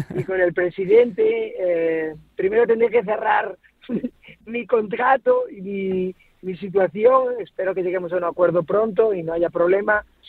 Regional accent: Cabra, Andalusia, Spain; now in Galicia, Spain; yo soy de, Córdoba, de Cabra y, de en Andalucía.

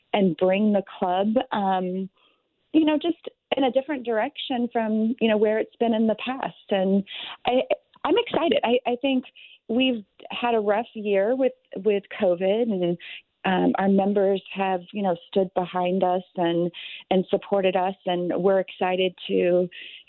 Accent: St. Louis, Missouri, United States; I grew up in South County

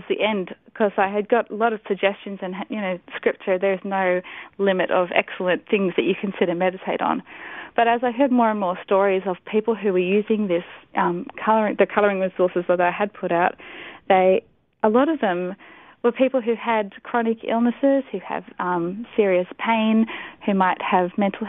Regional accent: Pakistan; moved away; I grew up in Pakistan, and so that was sort of part of my childhood

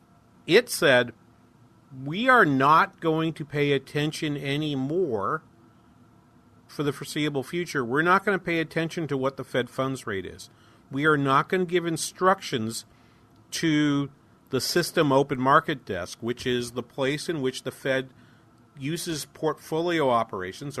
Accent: New Hampshire, United States; now in Minnesota, United States; I grew up in New Hampshire

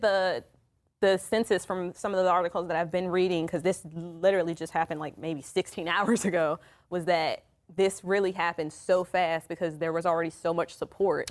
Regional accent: DC metro area, Maryland, United States; moved away; I am originally from the Maryland, D C metro area.

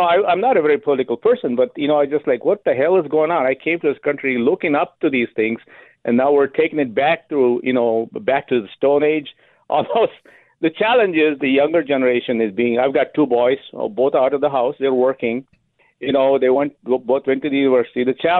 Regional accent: India; English is a second language; moved away as an adult; now in United States

